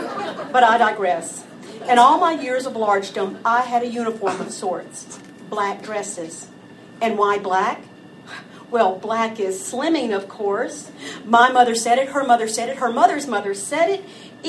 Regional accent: the South, United States; Growing up in the South, you learn there are many things that you do not refer to by their actual name, function, or purpose.

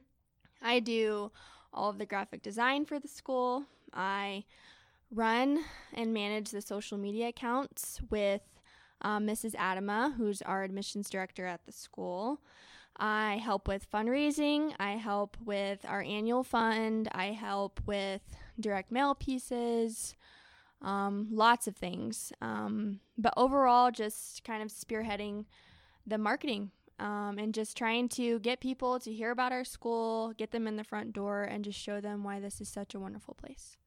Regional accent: Knoxville, Tennessee, United States; moved away; I grew up in Knoxville, Tennessee

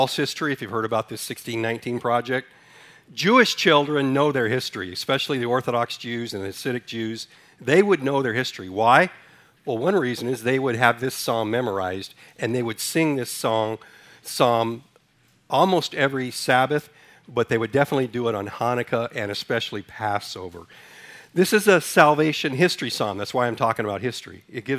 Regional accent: Ethiopia; also born or lived in Sudan; When I was born in Sudan, Africa, raised in Ethiopia, so history has always been one of my favorite subjects.

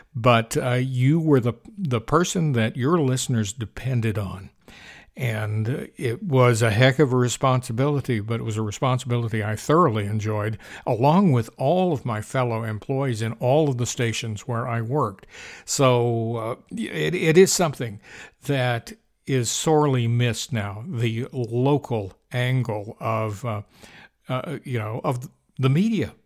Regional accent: Huntsville, Alabama, United States; moved away; my hometown, Huntsville, Alabama

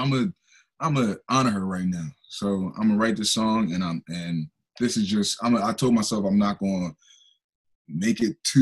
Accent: Darby, Pennsylvania, United States; also born or lived in West Philadelphia / South Philadelphia / East Oak Lane, Philadelphia; I grew up in Derby most of my life

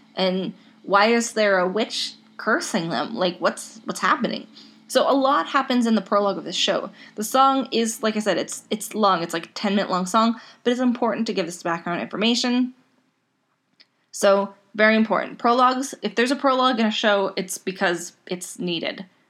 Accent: Canada; I'm Canadian

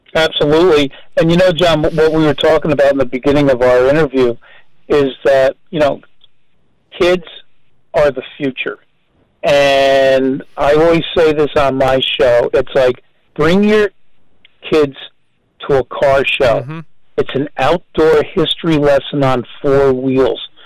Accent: New Brunswick, New Jersey, United States; I grew up in New Brunswick, New Jersey

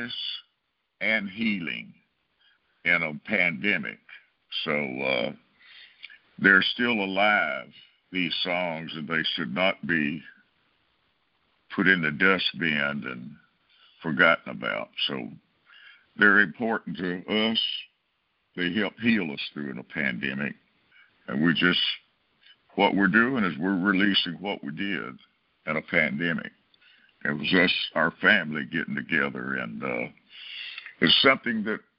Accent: Brewton, Alabama, United States; moved away; Bruton, my hometown

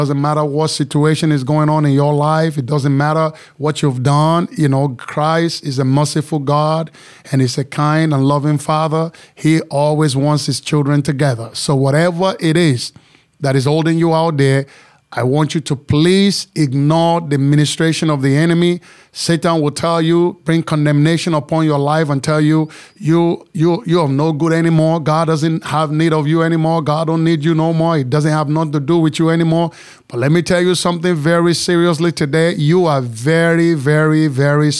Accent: Nigeria; moved away as an adult; also born or lived in Chicago / New York; now in Texas, United States; I am from Nigeria

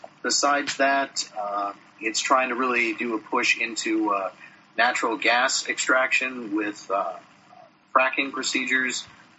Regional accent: Ohio, United States; I'm actually from the most interesting state, Ohio.

